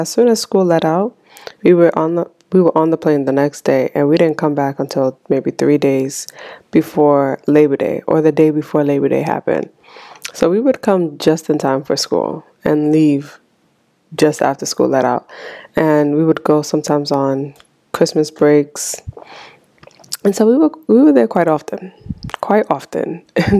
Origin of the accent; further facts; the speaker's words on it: Haiti; born there; You know, especially immigrant parents, you know, me especially, because I was born in Haiti.